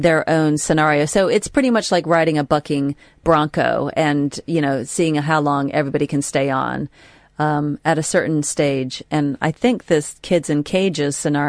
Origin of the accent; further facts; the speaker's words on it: United States; moved away; as an American